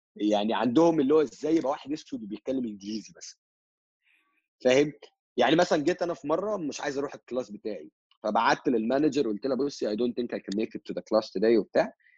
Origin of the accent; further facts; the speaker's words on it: Egypt; moved away as an adult; also born or lived in Russia / Vietnam; ام هاف امريكان فروم ماي mother's سايد بس I've been living in ان ايجيبت فور اول ماي لايف